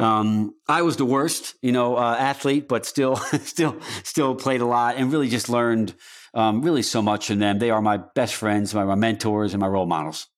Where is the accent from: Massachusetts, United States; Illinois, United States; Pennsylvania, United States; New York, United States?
New York, United States; Newburgh; moved away; I grew up in New York, in a small town called Newburgh in Poughkeepsie, New York, in the Hudson Valley